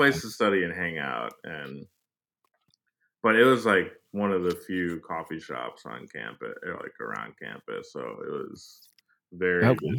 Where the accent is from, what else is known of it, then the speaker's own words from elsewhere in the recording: Cleveland, Ohio, United States; now in New York, United States; I grew up in Cleveland, Ohio.